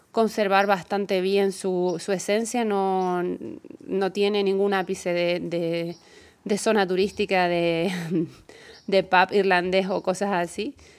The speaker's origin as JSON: {"language": "Spanish", "area": "Gran Canaria", "region": "Canary Islands", "country": "Spain"}